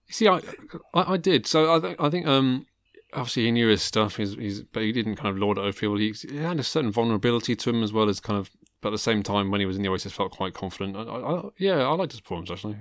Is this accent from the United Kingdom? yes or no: yes; Worcestershire, West Midlands, United Kingdom; I grew up in Worcestershire